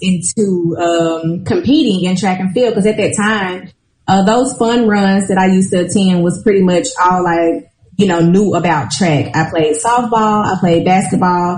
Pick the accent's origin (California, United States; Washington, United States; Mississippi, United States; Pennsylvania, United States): Mississippi, United States; I'm from Mississippi